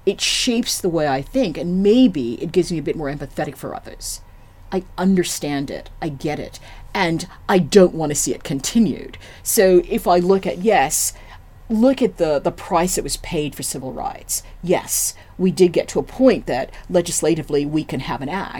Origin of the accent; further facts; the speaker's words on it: United States; I'm African American